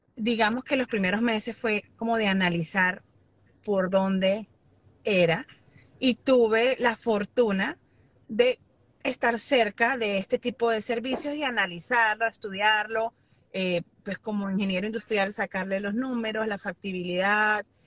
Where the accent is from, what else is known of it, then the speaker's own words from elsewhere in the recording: Venezuela; now in Miami, United States; como venezolano